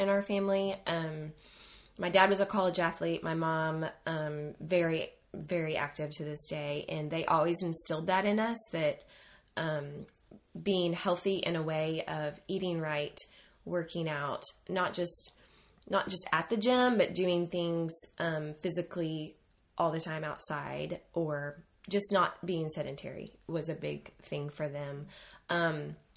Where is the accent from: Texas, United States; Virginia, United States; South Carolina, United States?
Texas, United States; Houston; now in College Station, United States; We both graduated from A&M, both born and raised in Houston